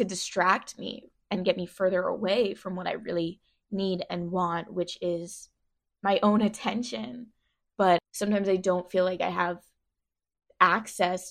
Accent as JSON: {"language": "English", "town": "Philadelphia", "region": "Pennsylvania", "country": "United States", "tie": "born or raised there", "said": "I grew up in Philly."}